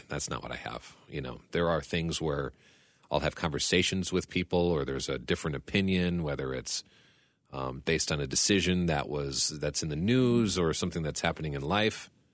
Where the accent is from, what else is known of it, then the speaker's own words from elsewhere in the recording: United States; as an American